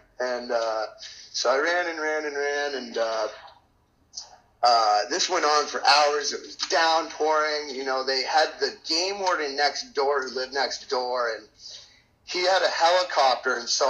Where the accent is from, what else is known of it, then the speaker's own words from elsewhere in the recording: Maine, United States; And growing up in Maine, it was easy for me to be acquainted to the area and the woods and survive and everything in general.